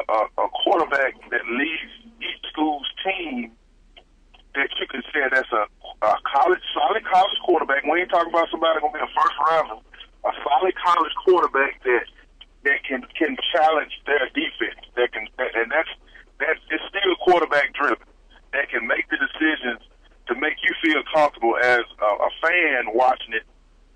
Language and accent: English; Mississippi, United States; I'm from Mississippi